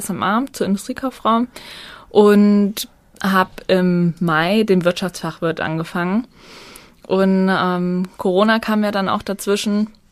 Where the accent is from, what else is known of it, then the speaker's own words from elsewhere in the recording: Naumburg, Hesse, Germany; Ich komme aus Naumburg